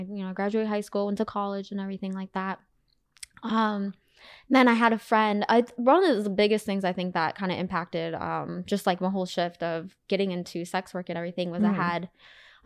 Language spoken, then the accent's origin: English; Arizona, United States; moved away as an adult; also born or lived in Wisconsin; now in California, United States; I was born in Wisconsin. I grew up mostly in good old Arizona